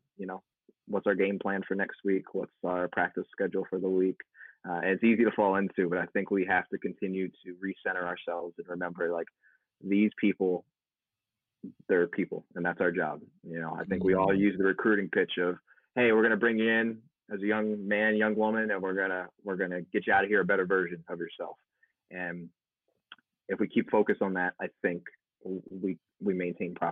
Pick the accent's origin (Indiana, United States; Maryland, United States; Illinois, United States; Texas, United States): Maryland, United States; Baltimore; moved away; also born or lived in Buffalo; I'm from Baltimore originally, so, you know, Chesapeake Bay